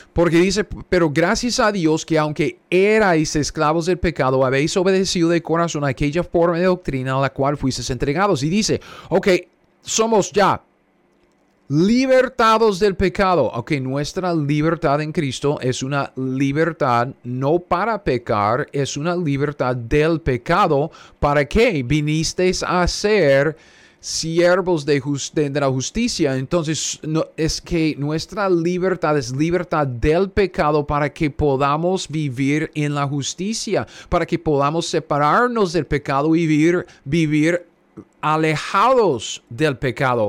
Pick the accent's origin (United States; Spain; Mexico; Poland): United States; yo soy gringo, ¿ok? Cara de gringo, yo soy gringo. Um, mis antepasados ah, venían aquí a los Estados Unidos ah, ah, de Rusia, Rumanía.